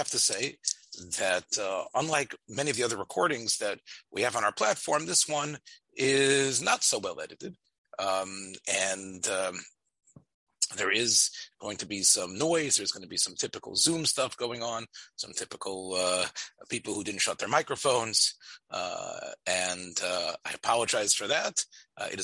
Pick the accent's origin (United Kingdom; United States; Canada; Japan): United States; Memphis, Tennessee; As a Memphis person, that everybody knows, I was raised in Memphis and grew up in Rav Nota's